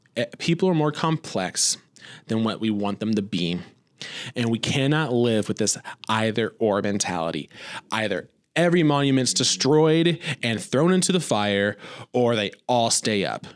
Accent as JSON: {"language": "English", "region": "Indiana", "country": "United States", "tie": "born or raised there", "moved": "yes", "lives_now": "Joplin, United States", "said": "growing up in Indiana"}